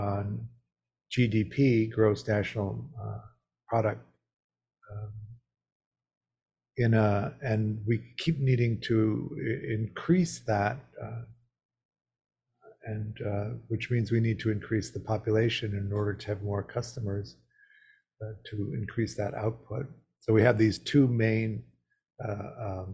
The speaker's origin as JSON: {"language": "English", "region": "Midwest", "country": "United States", "tie": "born or raised there", "said": "I grew up in the Midwest"}